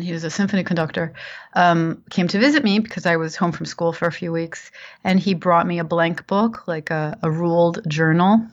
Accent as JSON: {"language": "English", "region": "New Jersey", "country": "United States", "tie": "born or raised there", "also_born_or_lived": "New York", "moved": "as an adult", "said": "I grew up in New Jersey, in the suburbs of New Jersey, and I lived there for um, all my life until I graduated high school"}